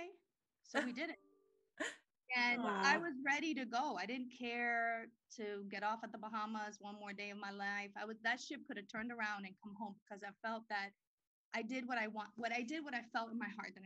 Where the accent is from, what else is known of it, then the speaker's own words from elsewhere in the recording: Dominican Republic; now in United States; I was born in the Dominican Republic.